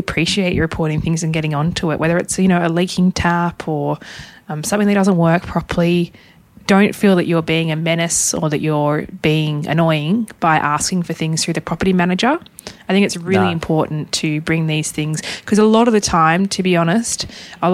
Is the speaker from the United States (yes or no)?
no; Hobart, Tasmania, Australia; we'll both be in Hobart, in my hometown